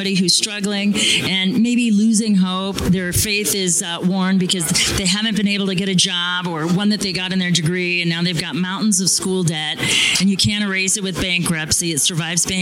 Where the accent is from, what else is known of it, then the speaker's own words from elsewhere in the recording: Phoenix, Arizona, United States; I'm from Phoenix